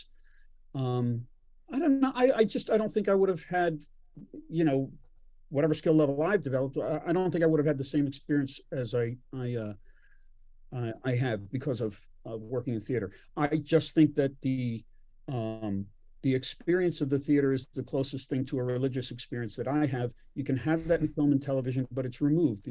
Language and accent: English; Philadelphia, Pennsylvania, United States; I grew up in Philadelphia and in the suburbs of Philadelphia